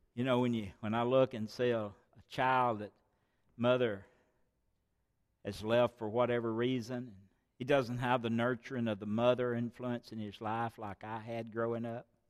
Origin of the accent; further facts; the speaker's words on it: United States; I was born here in America